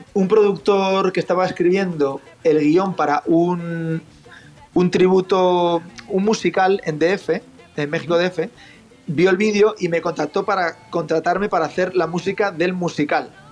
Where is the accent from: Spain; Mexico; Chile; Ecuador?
Spain; also born or lived in Boston; percusionista español